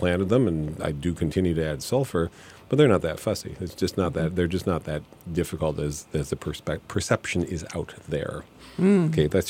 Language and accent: English; Michigan, United States; I want these northern high bush blueberries I grew up with in Michigan or whatever